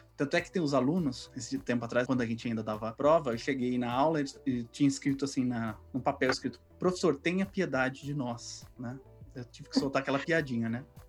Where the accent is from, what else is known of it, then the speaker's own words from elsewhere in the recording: São Paulo, Brazil; eu sou da Zona Norte também, do Carandiru.